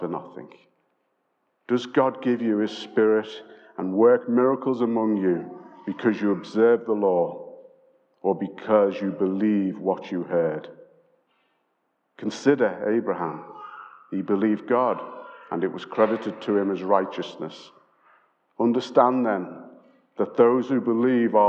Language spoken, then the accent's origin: English; Liverpool, North West England, United Kingdom; we're from Liverpool